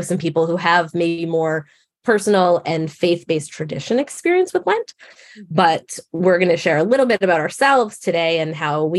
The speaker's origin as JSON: {"language": "English", "region": "Massachusetts", "country": "United States", "tie": "born or raised there", "said": "I grew up in Massachusetts, so most people around me were Catholic"}